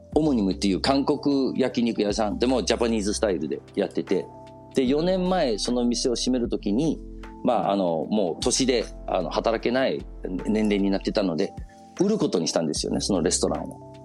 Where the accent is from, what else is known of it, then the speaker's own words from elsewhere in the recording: Copenhagen, Capital Region of Denmark, Denmark; 子供の頃デンマークであの育ってたその小学校とか幼稚園小学校とか通ってた